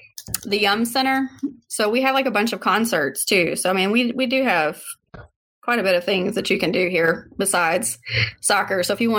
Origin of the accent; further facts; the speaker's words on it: Louisville, Kentucky, United States; I was born here, so I guess you can't get any more accurate than how I say it. But I say it Louisville.